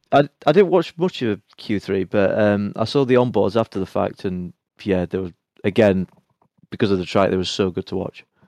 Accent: Sheffield, Yorkshire and the Humber, United Kingdom; my hometown of Sheffield

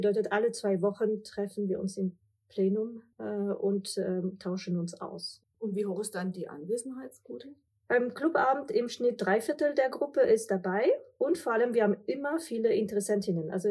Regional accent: France; now in Germany; Ich bin Französin, Mutter von zwei Kindern, Unternehmerin und Investorin.

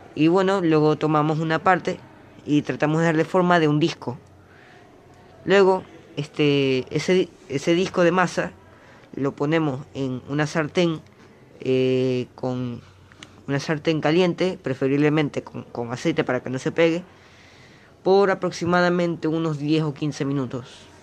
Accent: Venezuela; now in Uruguay; Soy de Venezuela

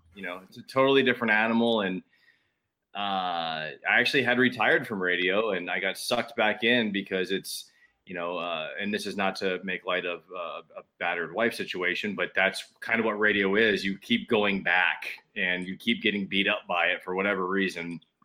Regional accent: West Palm Beach, Florida, United States; also born or lived in Tampa; I packed everything up and I had moved to Tampa from West Palm

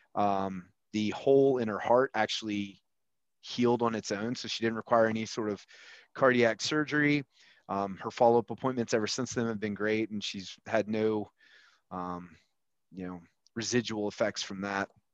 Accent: Huntsville, Alabama, United States; So I grew up with you in Huntsville, Alabama

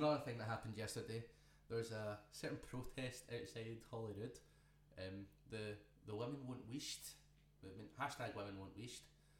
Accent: Glasgow area, Scotland, United Kingdom; I'm not from Glasgow, but I kind of am. I'm from the area.

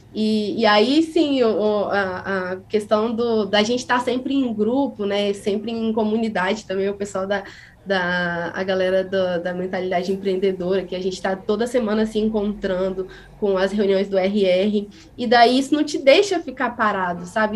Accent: interior of Espírito Santo, Brazil; eu sou uma pessoa que foi criada no interior, sou do interior do Espírito Santo, numa cidadezinha que faz quase divisa com o sul da Bahia

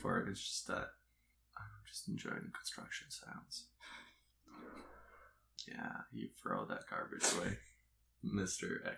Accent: Canada; also born or lived in Eastern Europe; don't think of me as a Canadian. Think of me as an Eastern European, because as a Canadian, we have a reputation to uphold

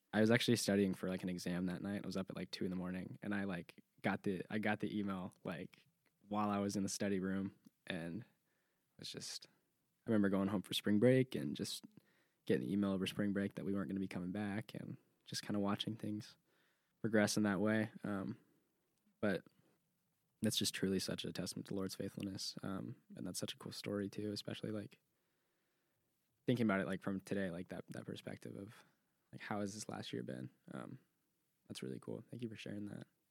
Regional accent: California, United States; moved away as an adult; now in Clemson, United States; I'm from California

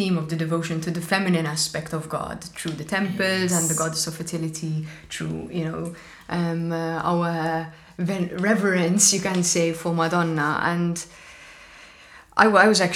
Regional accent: Malta; we're Maltese and we eat Hobbs Bizet

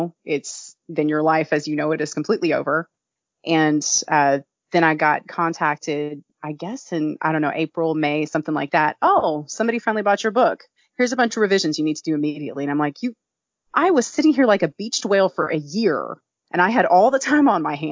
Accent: Kentucky, United States; I'm from Kentucky

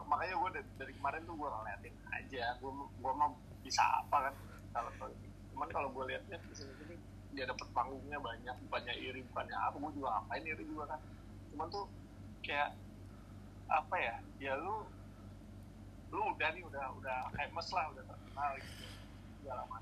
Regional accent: Depok, West Java, Indonesia; gue tahu orang pasti notice gue kalau gue orang Depok terus gue kritik Depok

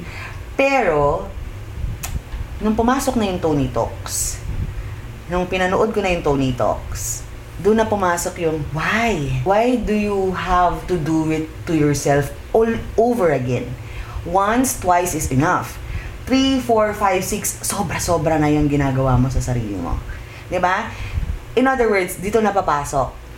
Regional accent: Philippines; tayo as a Pinoy

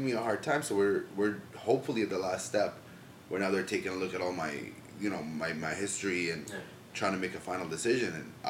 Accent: Toronto, Ontario, Canada; also born or lived in Jordan / Detroit, Michigan; I grew up in Scarborough, bro. Like, I went to school, have all my friends, ex-girlfriends, party. Like, I'm a Scarborough native. I've lived in Scarborough my entire life.

